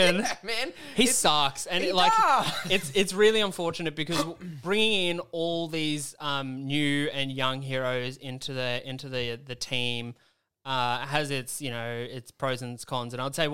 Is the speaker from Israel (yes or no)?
no; Australia; I'm from Australia.